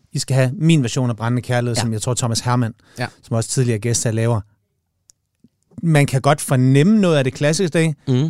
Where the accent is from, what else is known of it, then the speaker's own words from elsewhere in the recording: Jutland, Denmark; jeg er fra Jylland